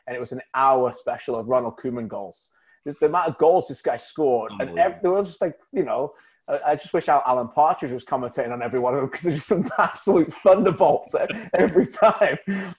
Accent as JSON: {"language": "English", "region": "England", "country": "United Kingdom", "said": "as an Englishman"}